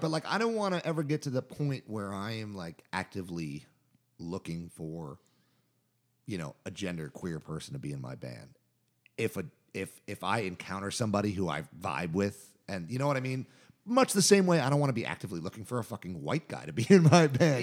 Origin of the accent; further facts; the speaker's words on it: Jersey Shore, New Jersey, United States; moved away as an adult; also born or lived in New York; now in Durham, United States; I grew up on the Jersey Shore.